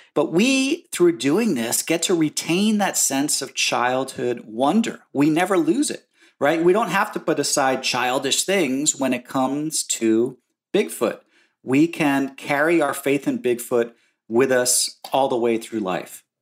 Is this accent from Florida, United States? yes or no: no; New Jersey, United States; I grew up in New Jersey, in suburban slash rural New Jersey in the nineteen seventies.